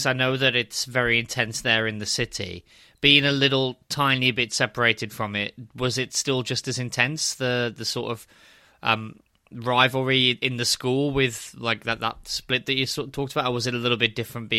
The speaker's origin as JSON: {"language": "English", "region": "West Midlands", "country": "United Kingdom", "accent": "Black Country", "said": "I've lost my accent as well from when I went to uni and then sort of living away for years and years. And now I don't have a big Black Country accent anymore."}